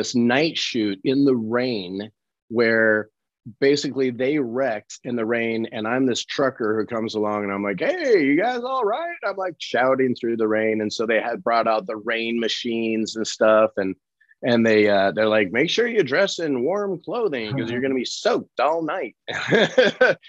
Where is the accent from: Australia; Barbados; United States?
United States; Colorado; accent: New Orleans; I was born and raised in Colorado.